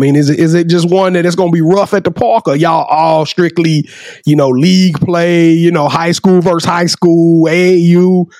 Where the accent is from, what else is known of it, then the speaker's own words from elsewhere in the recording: Shreveport, Louisiana, United States; Okay, see, I'm from Shreveport, Louisiana.